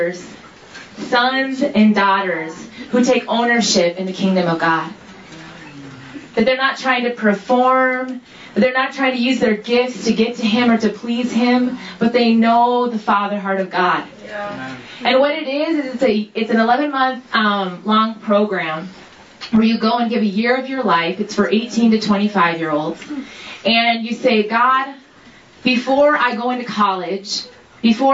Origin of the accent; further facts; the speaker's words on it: Minnesota, United States; also born or lived in Seattle; I'm 26 years old, and I'm from Minnesota